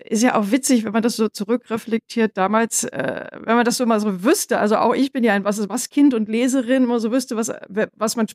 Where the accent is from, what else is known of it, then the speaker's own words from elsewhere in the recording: Northern Germany, Germany; now in Bavaria, Germany; Ich bin ja jetzt hier in Bayern und fragen, aber ich stamme ja aus Norddeutschland.